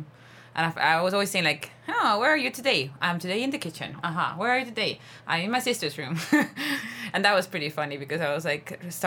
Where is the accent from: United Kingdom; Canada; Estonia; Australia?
Estonia; now in Spain; I am from Estonia